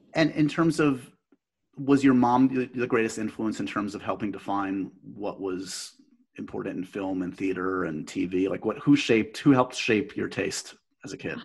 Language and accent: English; New York City, New York, United States; i grew up in the city